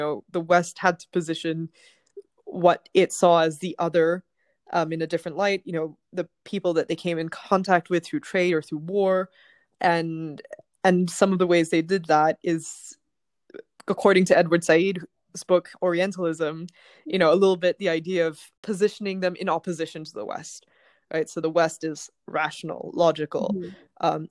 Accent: Bangkok, Thailand; moved away as an adult; now in London, United Kingdom; I grew up in Thailand, so I was born in Bangkok. I lived in Thailand until I was 18, but I went to a Western school, and I've been living in London for the last 12 years

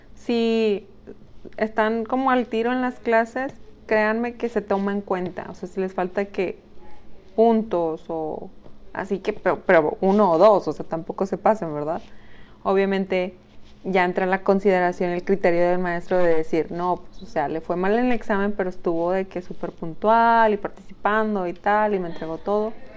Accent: Mexico; Somos mexicanos

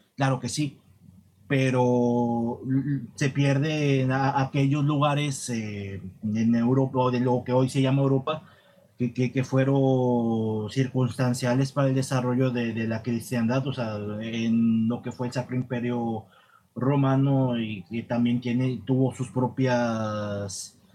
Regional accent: Tamaulipas, Mexico; en mi país, eh, lo que otrora fue Nueva España

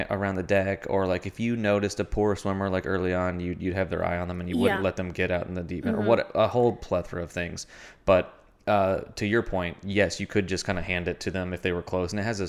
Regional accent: Kentucky, United States; No, not a beach lifeguard. I grew up in Kentucky.

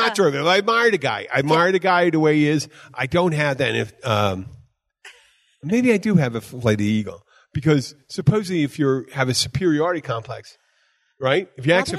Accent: Philadelphia, Pennsylvania, United States; now in Florida Keys, United States; I'm from Philadelphia originally.

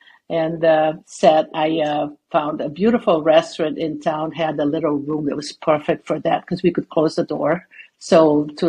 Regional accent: Brazil; moved away; I grew up in Brazil, where there's no winter, the land of warm year round

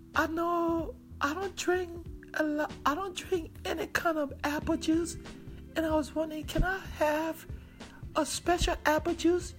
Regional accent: Liberia; moved away; I was from Liberia

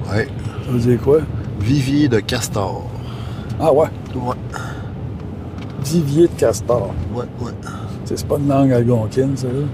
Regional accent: Montreal, Quebec, Canada; born there; Moi, je, suis venu au monde à Montréal. Mais ça fait 40 ans que j'ai une cabane, pas loin du réservoir Basketong, Cabonga, ce coin-là.

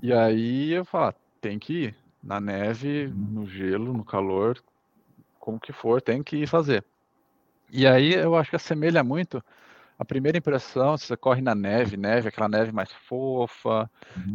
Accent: Valinhos, São Paulo, Brazil; moved away as an adult; now in Munich, Germany; Mas eu cresci e vivi é, praticamente a minha vida toda no interior de São Paulo, na cidade em Valinhos, perto de Campinas

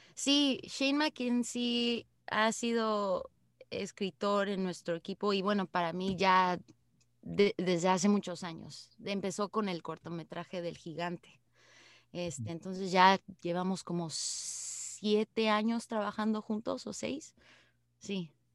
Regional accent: Mexico; now in Canada; México, ¿no? De donde yo vengo.

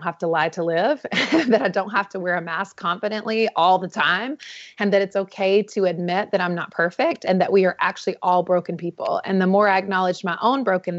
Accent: North Carolina, United States; I was born and raised in the Southeast in North Carolina in a beautiful small town.

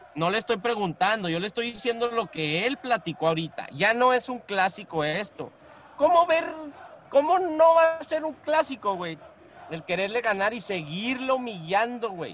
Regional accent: Mexico; como mexicanos

